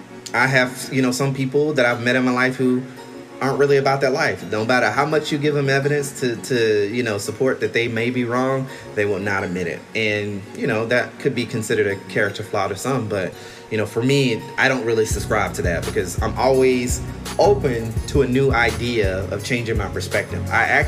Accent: the South, United States; I'm married to Carlos. I'm from the South.

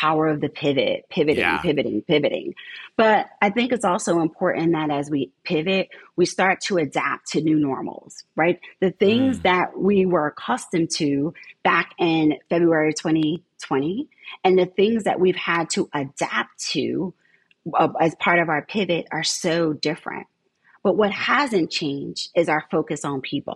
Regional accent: Southern New Jersey, United States; moved away as an adult; now in St. Petersburg, United States; I grew up in Southern New Jersey

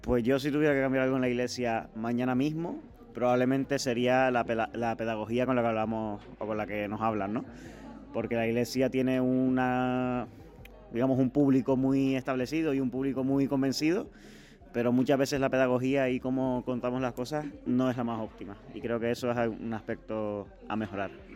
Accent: Las Palmas de Gran Canaria, Canary Islands, Spain; now in Seville, Spain; Vengo de Las Palmas de Gran Canaria, aunque ahora estoy viviendo en Sevilla

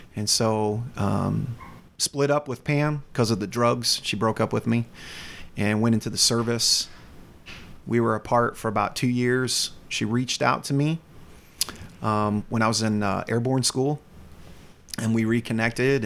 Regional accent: North Carolina, United States; accent: slight Southern; also born or lived in Michigan; I have a, a, slight Southern accent from being raised in North Carolina, I was actually born in Michigan

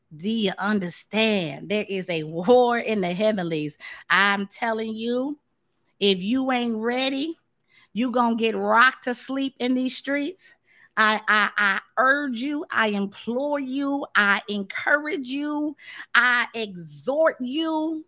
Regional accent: Tampa, Florida, United States; also born or lived in Kansas City, Missouri; now in Dallas, United States; I spent a, a good portion of my life growing up in Florida.

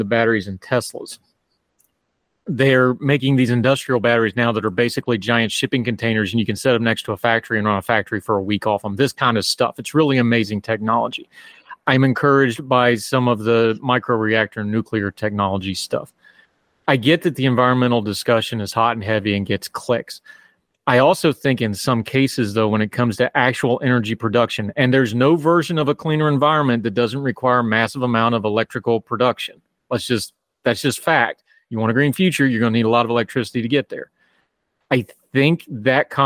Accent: central West Virginia, United States; my hometown has a hydroelectric plant, but that's because it has a Corps of Engineer-controlled lake

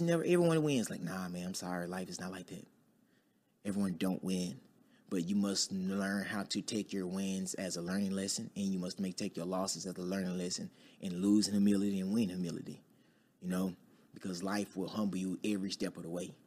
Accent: Dallas, Texas, United States; I'm from Dallas, Texas, uh, born and raised in Oak Cliff

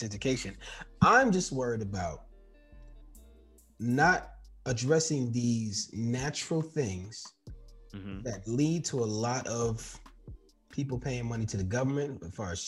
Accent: New York City, New York, United States; Growing up in New York City, we used to ride the train

